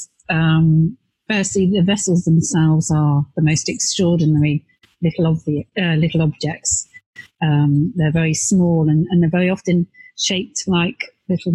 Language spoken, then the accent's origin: English; Devon, South West England, United Kingdom; now in Bristol, United Kingdom; I actually grew up in Devon in the West Country